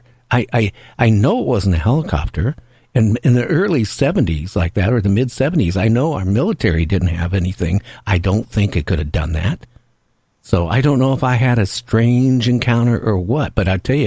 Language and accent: English; Seattle, Washington, United States; I grew up in Seattle area. That's where my home, you know, always has been